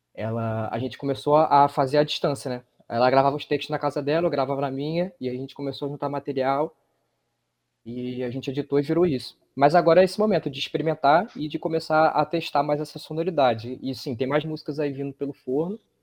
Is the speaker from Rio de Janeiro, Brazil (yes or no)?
yes; Rio de Janeiro, Brazil; also born or lived in Paraíba; now in João Pessoa, Brazil; Eu sou do Rio de Janeiro, mas orgulhosamente minha família é paraibana